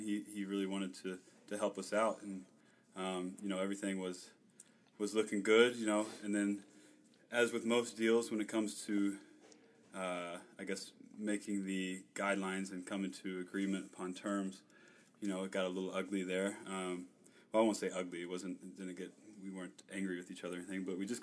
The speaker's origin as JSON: {"language": "English", "region": "Kentucky", "country": "United States", "moved": "as an adult", "lives_now": "Los Angeles, United States", "said": "I moved out from Kentucky"}